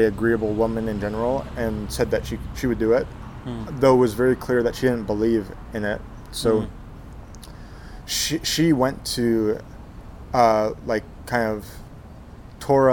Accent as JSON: {"language": "English", "town": "San Antonio", "region": "Texas", "country": "United States", "tie": "born or raised there", "said": "I was born in San Antonio"}